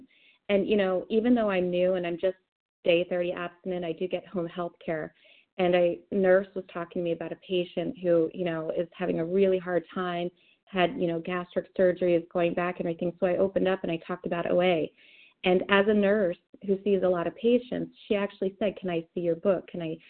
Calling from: Delaware, United States; also born or lived in Arizona / Pennsylvania; I'm calling in from Delaware.

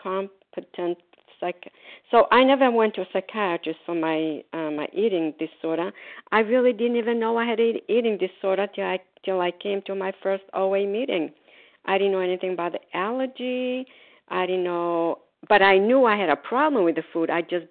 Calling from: Florida, United States; grateful, recovered, compulsive overeater. I'm calling from Florida. Today, we are snowbirds. We are in Florida.

